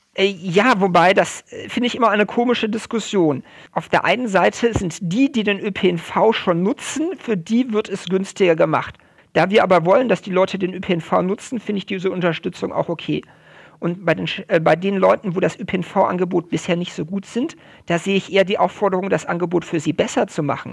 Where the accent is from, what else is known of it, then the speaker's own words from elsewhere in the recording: Germany; bei uns in Deutschland